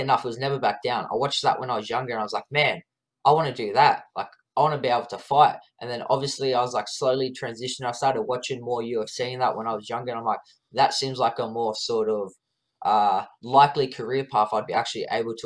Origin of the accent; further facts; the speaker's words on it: Wollongong, New South Wales, Australia; I was born in, yeah, Wollongong Hospital with my twin, and then, yeah, born and raised in the area, yeah, whole life